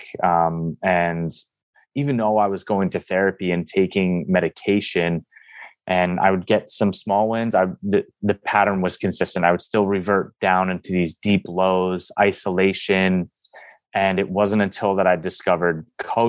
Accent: East Coast, United States; now in San Diego, United States; I'm originally from the East Coast

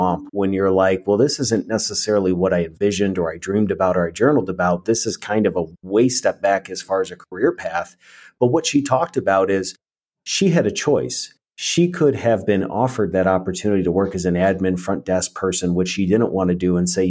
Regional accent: New York, United States; now in Tennessee, United States; I think I appreciate where I came from, but I also realize that, you know, a lot of where we grew up

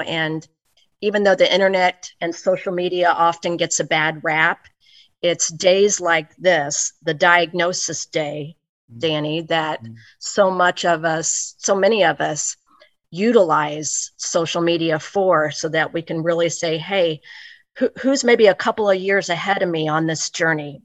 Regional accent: Olathe, Kansas, United States; while I was born on the Missouri side, on the Missouri side, I have always pretty much resided on the Kansas side mm-hmm. um, from about age two. So I'm in a, a, a pretty good sized suburb of Kansas City, Kansas called Olathe

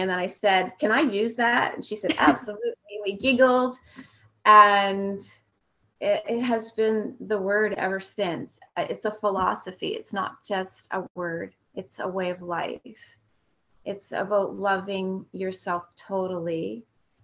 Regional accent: Fredericton, New Brunswick, Canada; my hometown where I was born all those years ago in Fredericton, New Brunswick.

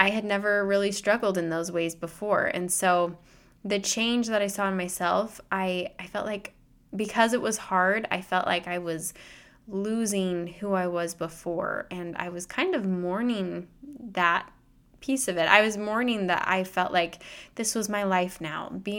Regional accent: Utah, United States; now in Iowa, United States; We're currently living in Iowa. We have been for the last several years. We're going from Iowa to Utah, that's where I grew up, and that's where a lot of family members are and friends, and it feels like home.

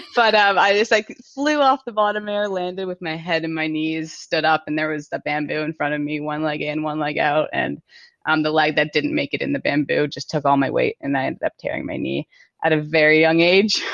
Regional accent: King City, Ontario, Canada; I grew up in King City, Aurora

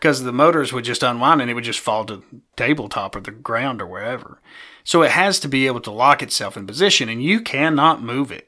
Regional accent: East Tennessee, United States; accent: East Tennessee; my East Tennessee accent

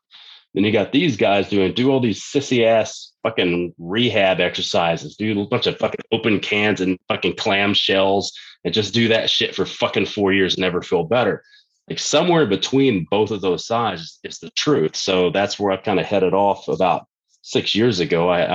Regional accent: Texas, United States; when I was growing up in Texas, it was really common, like it is in most countries

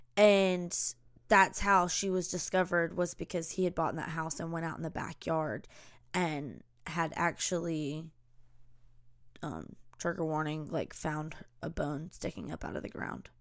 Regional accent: the South, United States; accent: Southern; we're from the South

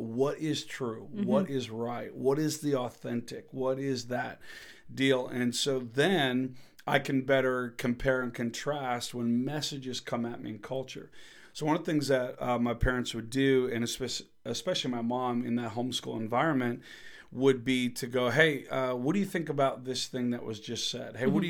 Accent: Minnesota, United States; because I grew up homeschooled in the Midwest of the U.S. of A. in Minnesota.

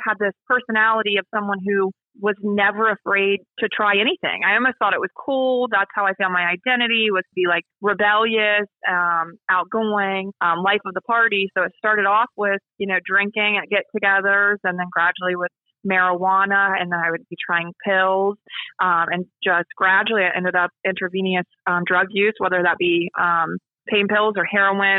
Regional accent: Ohio, United States; moved away as an adult; now in Parkersburg, United States; I'm originally from Ohio, but I'm married now. So I live in Parkersburg, West Virginia.

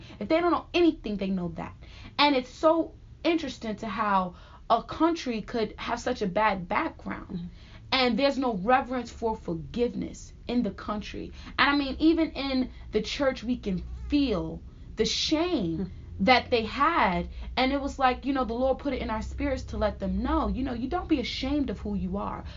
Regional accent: United States; I'm from America. And I'm very proud to say I'm from America

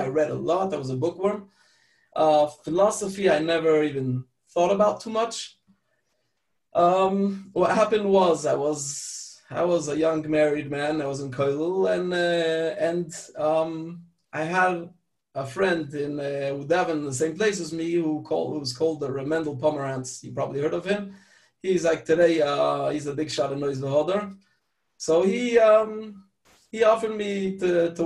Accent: France; also born or lived in Pittsburgh, Pennsylvania, United States; So since age five, I lived in France. That's where I grew up

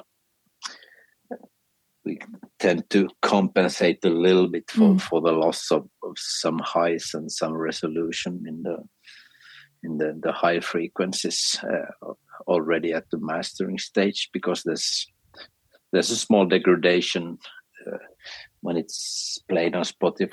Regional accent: Finland; first language Swedish; English is a second language; also born or lived in Sweden; my mother language is actually Swedish.

